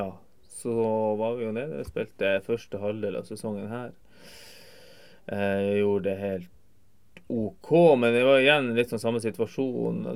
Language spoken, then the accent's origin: Norwegian; Tromsø, Troms, Norway; also born or lived in Kvænangen; now in Alta, Norway; bor i Alta, jeg er født og oppvokst i Tromsø.